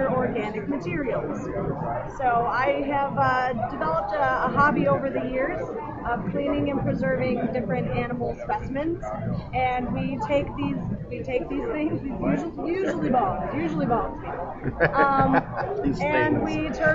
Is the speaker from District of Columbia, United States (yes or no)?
no; Chicagoland, Illinois, United States